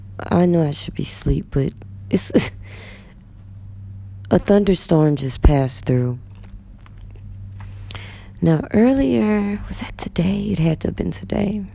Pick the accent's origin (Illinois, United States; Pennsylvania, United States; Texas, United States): Texas, United States; moved away as an adult; now in Egypt; I'm from Texas.